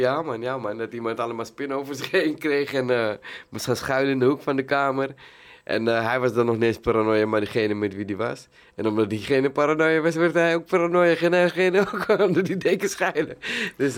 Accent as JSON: {"language": "Dutch", "town": "Amsterdam", "region": "North Holland", "country": "Netherlands", "tie": "born or raised there", "also_born_or_lived": "Suriname", "said": "ik ben geboren in Suriname. En eh, ja, toen ik een jaar was, eh, zijn we naar Amsterdam-Zuidoost gereisd."}